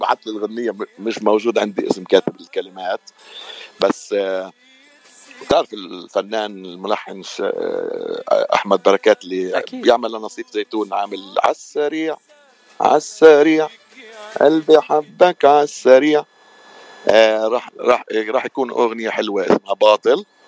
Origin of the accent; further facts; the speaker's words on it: Palestine; moved away as an adult; also born or lived in San Francisco, United States; now in Los Angeles, United States; من فلسطين آه صار لي بالاغتراب من 2002 تقريبا 20 سنه